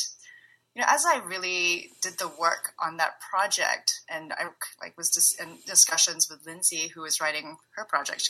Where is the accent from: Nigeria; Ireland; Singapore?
Singapore; now in San Francisco Bay Area, United States; I'm currently based in the Bay Area, but I'm originally from Singapore.